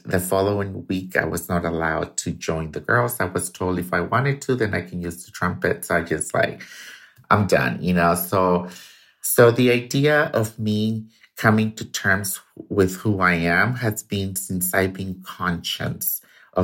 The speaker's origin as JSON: {"language": "English", "town": "Tuxpan", "region": "Jalisco", "country": "Mexico", "tie": "born or raised there", "said": "I was born in Tuxpan, Jalisco, Mexico, to a single mother"}